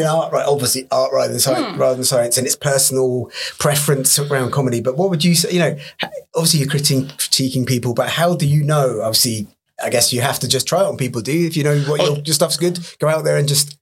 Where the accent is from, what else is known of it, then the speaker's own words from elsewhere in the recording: England, United Kingdom; I'm obviously English